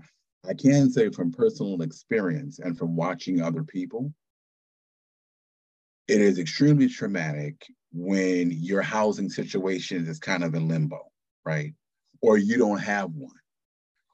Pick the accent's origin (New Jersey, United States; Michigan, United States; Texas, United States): Michigan, United States; Detroit; moved away as an adult; also born or lived in Japan / Boston / Atlanta / West Coast; now in Connecticut, United States; I'm originally from Detroit, Michigan, so from Motown, grew up there